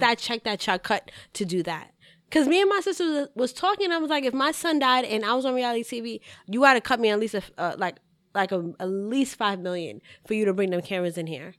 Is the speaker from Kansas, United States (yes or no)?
no; New York City, New York, United States; I'm from the Bronx, twenty-eight.